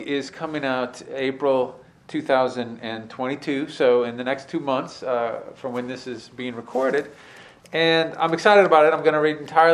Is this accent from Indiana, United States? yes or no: yes; Fort Wayne, Indiana, United States; also born or lived in Chicago / Utah / New Mexico / California; now in Winston-Salem, United States; I was born and raised in Fort Wayne, Indiana